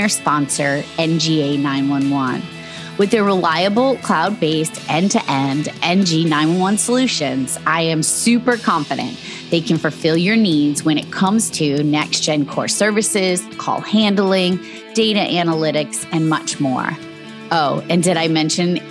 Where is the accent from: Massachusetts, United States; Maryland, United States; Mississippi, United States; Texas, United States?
Massachusetts, United States; I'm from Massachusetts.